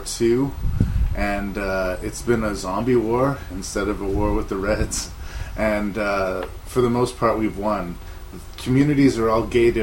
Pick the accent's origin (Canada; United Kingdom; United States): Canada; I am Canadian